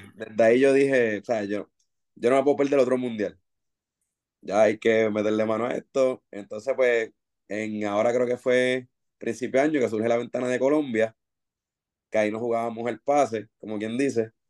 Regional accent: Bayamón, Puerto Rico; yo soy de Bayamón, obviamente somos vaqueros full

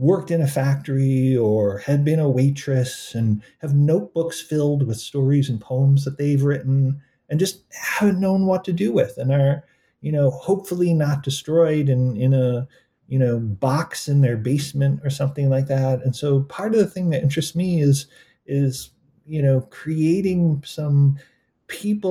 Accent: Buffalo, New York, United States; I was from Buffalo

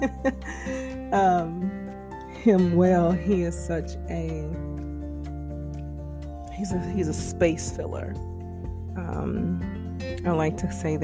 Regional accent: the Carolinas, United States; growing up in the Carolinas during the height of the crack epidemic

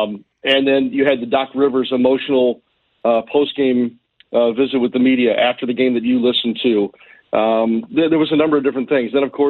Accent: Ballwin, Missouri, United States; moved away as an adult; also born or lived in Kirksville, Missouri / Carbondale, Illinois / Columbia, Missouri / Louisiana; Well, I grew up in Baldwin and went to school at Priory and was there and graduated in 1990.

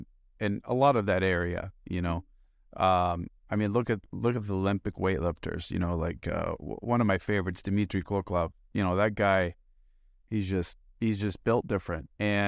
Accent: Beirut, Beirut Governorate, Lebanon; also born or lived in United States; I'm an immigrant. I'm not from here. I was born here, but I, you know, I was raised in Beirut and Lebanon.

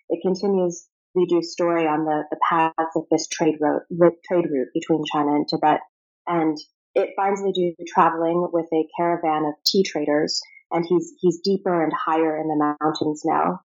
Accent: Prague, Czechia; also born or lived in Rome, Italy / Moscow, Russia / Virginia, United States; So I was born in Rome, and we lived in Moscow for five years after that. So my earliest memories involve a lot of Russian fairy tales, Russian art, picnics in the snow, um, and after that, we moved to Virginia for a bit and then to Prague

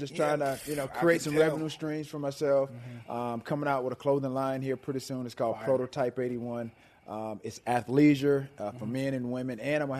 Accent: the South, United States; growing up in the South, went to church every Sunday throughout the course of the week.

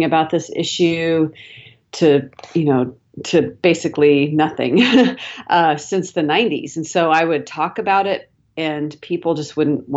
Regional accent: Seattle, Washington, United States; now in Dallas, United States; I'm actually originally from Seattle

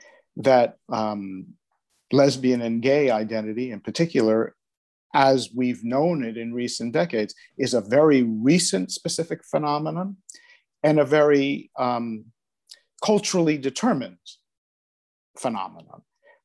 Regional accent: United States; now in Netherlands; Okay, I'm from the United States originally, different parts of the States, but I moved to the Netherlands in 1993, so that's 28 years ago now.

